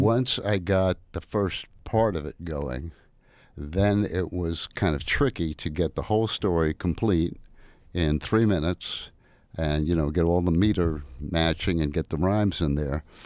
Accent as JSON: {"language": "English", "town": "New York City", "region": "New York", "country": "United States", "said": "I'm from Brooklyn, New York"}